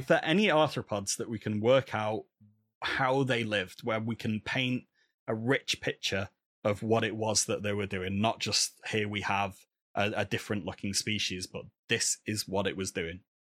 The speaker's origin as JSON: {"language": "English", "town": "Manchester", "region": "North West England", "country": "United Kingdom", "said": "I'm from Manchester, just down the road from Manchester United"}